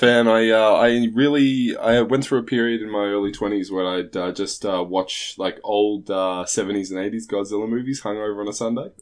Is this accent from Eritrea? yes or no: no; Australia; now in Trondheim, Norway; I'm obviously not from Norway. I'm from Australia originally